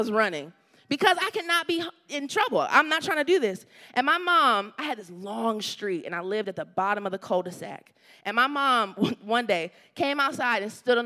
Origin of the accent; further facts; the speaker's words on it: the South, United States; moved away; I grew up in the South